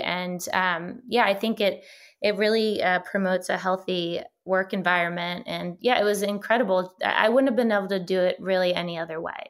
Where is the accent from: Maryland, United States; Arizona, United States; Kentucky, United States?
Maryland, United States; moved away as an adult; now in California, United States; I grew up on the East Coast in Maryland